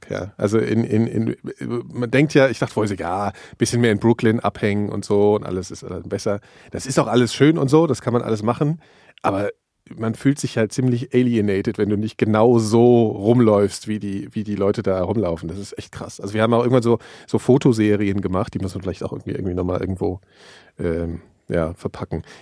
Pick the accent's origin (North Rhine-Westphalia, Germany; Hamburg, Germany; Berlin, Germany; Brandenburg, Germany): Berlin, Germany; dass man das gar nicht äh, fassen kann, selbst als Berliner.